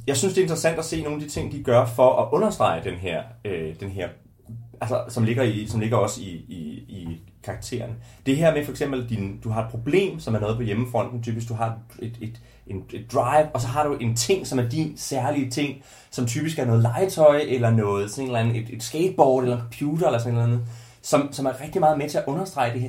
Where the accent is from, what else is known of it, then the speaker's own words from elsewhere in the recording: Ringkøbing, Central Denmark Region, Denmark; i Ringkøbing, hvor jeg er fra